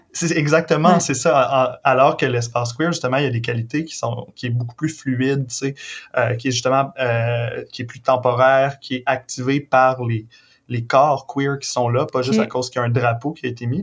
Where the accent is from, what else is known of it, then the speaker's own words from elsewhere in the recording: Victoriaville, Quebec, Canada; j'ai grandi à Victo